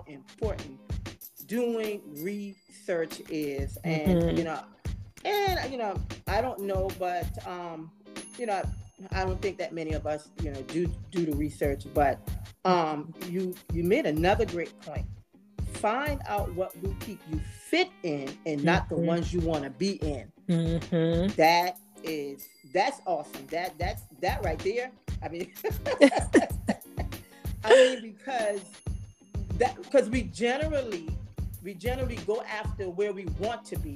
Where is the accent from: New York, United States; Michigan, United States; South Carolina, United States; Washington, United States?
South Carolina, United States; here in my home state of South Carolina